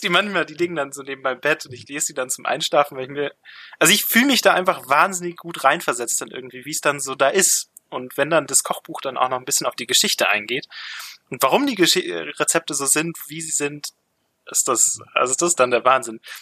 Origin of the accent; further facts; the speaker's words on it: Grünwald, Bavaria, Germany; ich komme aus dem Süden von München, ich komme aus Grünwald